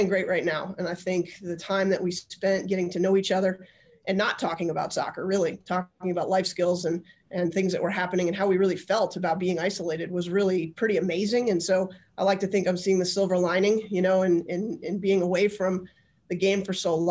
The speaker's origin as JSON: {"language": "English", "town": "Albany", "region": "New York", "country": "United States", "tie": "born or raised there", "also_born_or_lived": "Long Island", "said": "I actually grew up in Albany"}